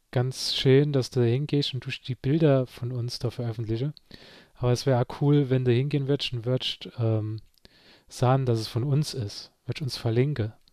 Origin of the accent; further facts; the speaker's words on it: Saarland, Germany; unter den zehn Dinge, die man nur versteht als Saarländer